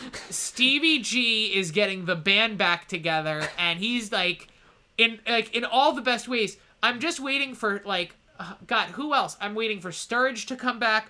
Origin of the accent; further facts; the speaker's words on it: United States; I am an American